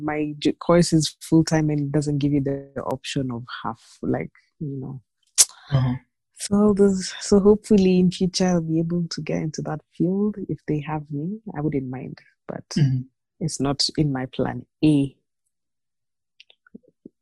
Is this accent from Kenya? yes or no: yes; Nairobi, Kenya; I was born and raised in Nairobi